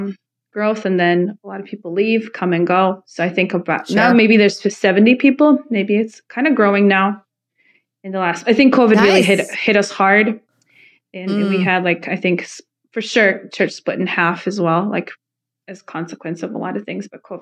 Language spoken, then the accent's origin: English; Croatia; born there; No, I was born in Croatia.